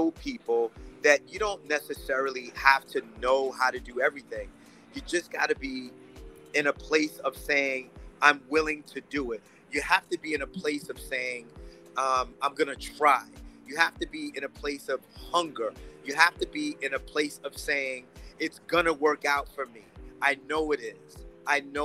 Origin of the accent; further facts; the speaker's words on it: New York City, New York, United States; I'm born and raised in the Bronx